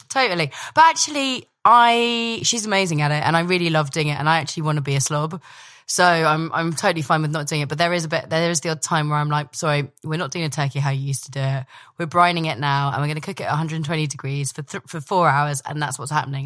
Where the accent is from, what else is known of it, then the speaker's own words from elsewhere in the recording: Dumfries, Scotland, United Kingdom; also born or lived in London; when I was born in London, three weeks old, scooped up to Scotland, which my, my family are all from, and, uh, my, we had a big house in, uh, Dumfries.